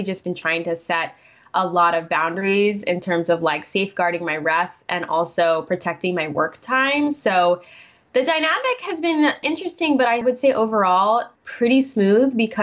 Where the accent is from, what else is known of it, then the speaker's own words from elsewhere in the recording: Guam; moved away as an adult; now in United States; born and raised in Guam for 18 years